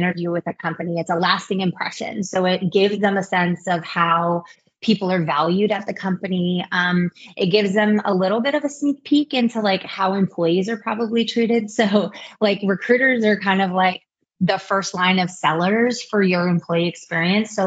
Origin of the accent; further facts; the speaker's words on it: Kailua, Hawaii, United States; moved away as an adult; also born or lived in Los Angeles; now in Bay Area, United States; I'm actually from Kailua, Hawaii